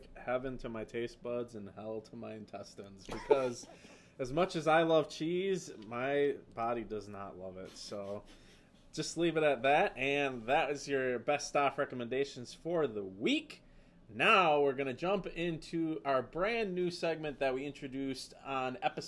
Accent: Appleton, Wisconsin, United States; accent: Wisconsin; Appleton, Wisconsin

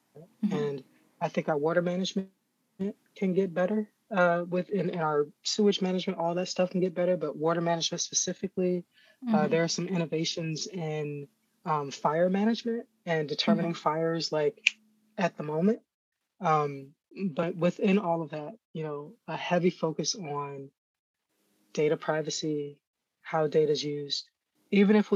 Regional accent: Florida, United States; I'm from Florida

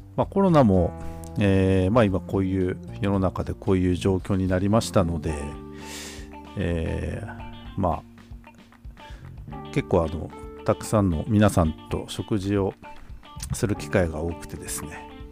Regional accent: Tokachi, Hokkaido, Japan; 私たちの地元あの十勝

